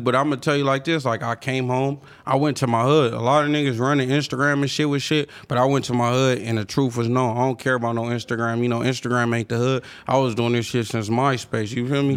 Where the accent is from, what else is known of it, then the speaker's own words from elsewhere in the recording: Long Beach, California, United States; I'm from Long Beach. I'm from a Crip City.